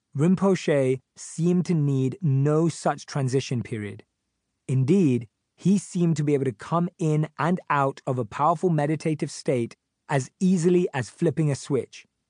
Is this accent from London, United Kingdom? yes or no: yes; London, United Kingdom; I grew up in North London with my parents and my younger sister